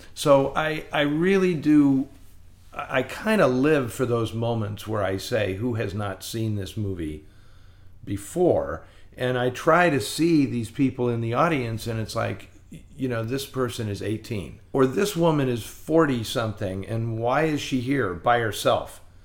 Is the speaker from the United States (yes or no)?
yes; San Francisco, California, United States; I grew up in San Francisco and it was filled with repertory cinemas